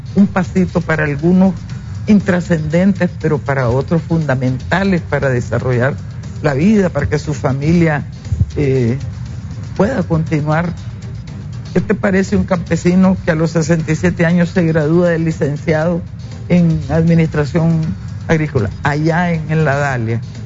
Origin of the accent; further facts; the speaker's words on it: Rancho Grande, Matagalpa, Nicaragua; moved away; allá en mi pueblo, en el norte, allá por Rancho Grande